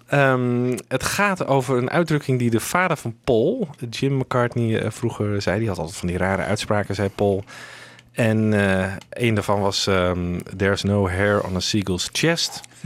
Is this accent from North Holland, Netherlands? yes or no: no; Friesland, Netherlands; moved away; ik kom dan uit Friesland oorspronkelijk.